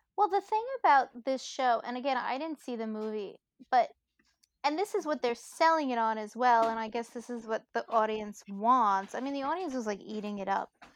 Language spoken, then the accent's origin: English; New York City, New York, United States; I'm Italian from Brooklyn